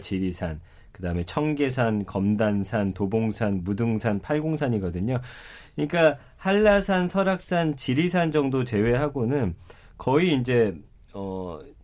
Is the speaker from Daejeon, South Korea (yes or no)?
yes; Daejeon, South Korea; 고향이 대전인데